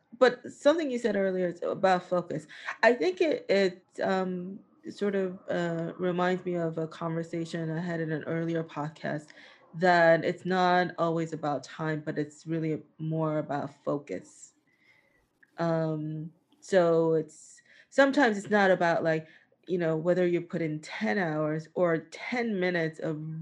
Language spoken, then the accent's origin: English; New York, United States; I grew up in New York